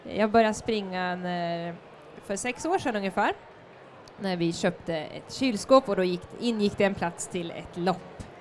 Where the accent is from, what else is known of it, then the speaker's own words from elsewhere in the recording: Norrköping, Östergötland, Sweden; min hemstad Norrköping